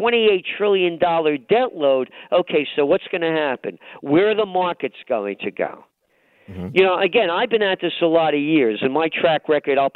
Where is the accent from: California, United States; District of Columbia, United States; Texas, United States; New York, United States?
New York, United States; New York City; I'm a New Yorker. I mean, if you can't tell, you know, and you know, I'm a guy born in the Bronx